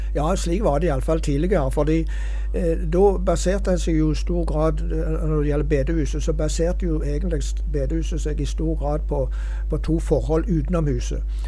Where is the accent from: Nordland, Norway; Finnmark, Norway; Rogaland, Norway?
Rogaland, Norway; Hjelmeland; hjemme på Hjelmeland